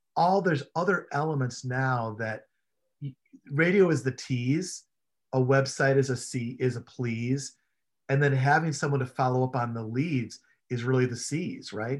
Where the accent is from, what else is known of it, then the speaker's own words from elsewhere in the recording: Chicago, Illinois, United States; I grew up in Chicago